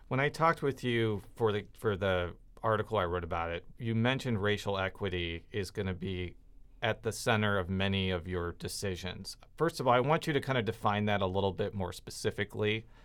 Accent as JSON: {"language": "English", "area": "suburban Chicago", "region": "Illinois", "country": "United States", "said": "where I'm from in, uh, suburban Chicago"}